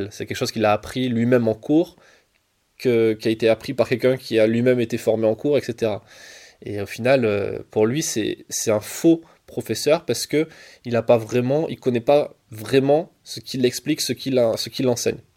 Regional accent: Marseille, Provence-Alpes-Côte d'Azur, France; parce que moi je viens de Marseille et Paris-Marseille, euh, ça veut dire que je suis obligé d'arriver hier soir

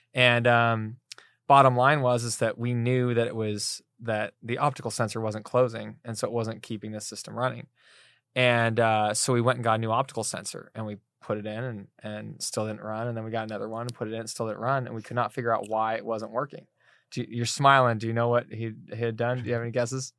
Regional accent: East Coast, United States; moved away; we're both from the East Coast

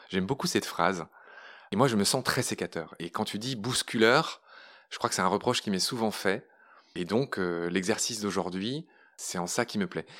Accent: Pont-à-Mousson, Grand Est, France; also born or lived in Briey / Nancy / Latin America; J'ai grandi à Pont-à-Mousson

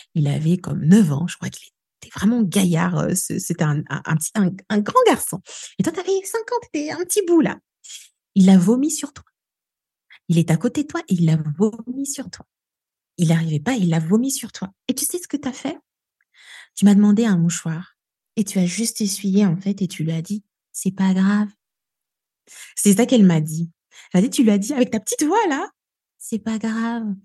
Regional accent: Kinshasa, DR Congo; moved away as an adult; now in Grenoble, France; moi j'ai grandi euh, ici à Kinshasa où je suis du coup, je suis arrivée en France à mes 20 ans

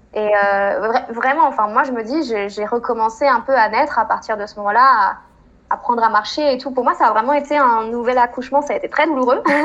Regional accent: France; moved away as an adult; also born or lived in Chile; Ça faisait trois mois que j'étais rentrée en France

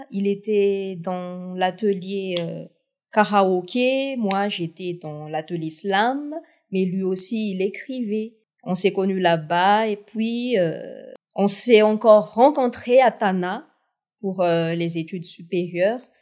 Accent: South-West, France; j'ai choisi ce, ce, titre de 1 pour euh, marquer d'où je viens, du sud-ouest, euh, en hommage de ma ville natale

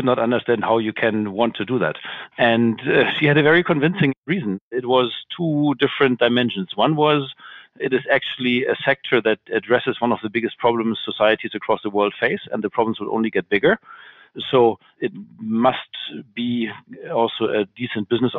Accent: Hamburg, Germany; moved away as an adult; now in Frankfurt, Germany; I'm originally from Hamburg

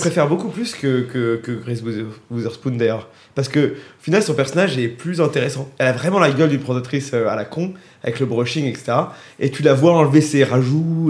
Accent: France; en tant que Français

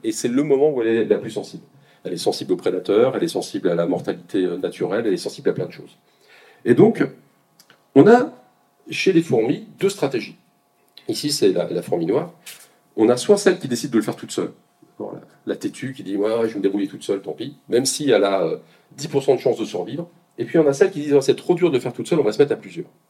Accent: Côte-d'Or, Bourgogne-Franche-Comté, France; je suis de Côte d'Or un petit peu

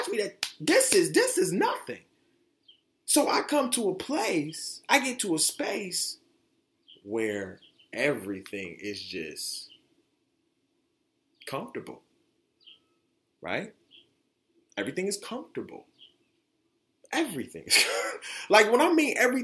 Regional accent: Detroit, Michigan, United States; also born or lived in Florida; now in Grand Rapids, United States; coming from where I grew up in Detroit and being born in Florida

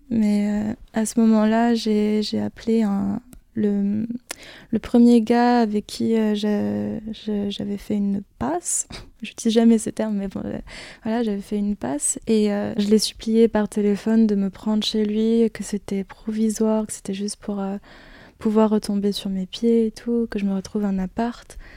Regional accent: Brittany, France; also born or lived in Philippines; Je suis née aux Philippines, je suis arrivée en France vers 5 ans, euh, en Bretagne, parce qu'apparemment je suis un petit peu bretonne, mais bon, euh, je ne suis, suis pas restée non plus euh, en Bretagne, je déménage beaucoup

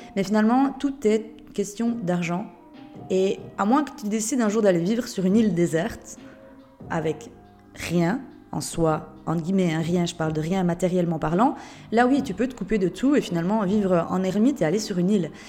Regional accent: Switzerland; Je suis suisse de base. Et c'est vrai que je trouve que notre pays est merveilleux

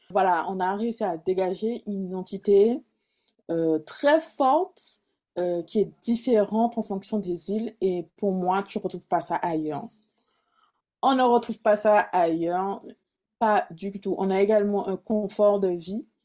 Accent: Caribbean, France; on est français, on est caribéen, on est antillais, mais on a des origines indiennes, africaines, européennes.

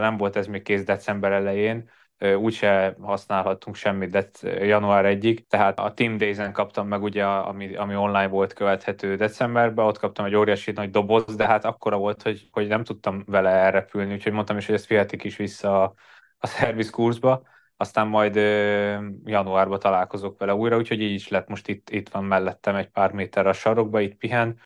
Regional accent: Hungary; moved away as an adult; now in Andorra; a karácsony természetesen otthon, Magyarországon töltöttem

